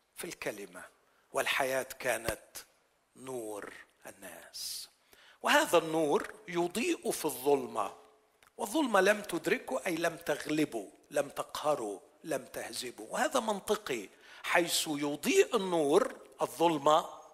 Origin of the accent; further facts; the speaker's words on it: Egypt; عندنا في مصر